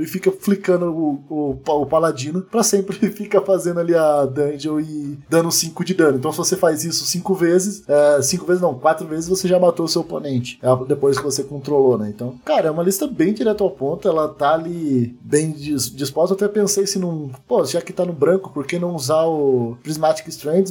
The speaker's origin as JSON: {"language": "Portuguese", "town": "Curitiba", "region": "Paraná", "country": "Brazil", "said": "eu sou de Curitiba."}